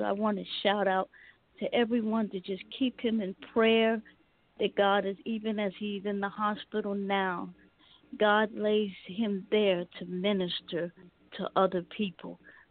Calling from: Lawrenceville, Georgia, United States; I'm calling from Lawrenceville, Georgia, Atlanta, Georgia.

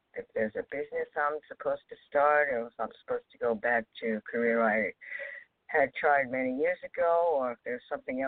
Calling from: New York, United States; in New York.

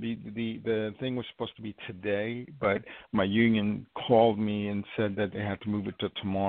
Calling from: New York, United States; I'm calling from New York.

